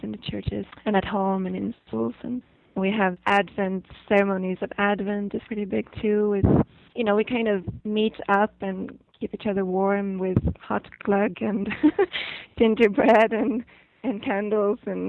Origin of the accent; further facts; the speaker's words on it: Sweden; also born or lived in São Paulo, Brazil; I have Swedish parents, and they lived there for 7 years. And then when I was two, I came to Sweden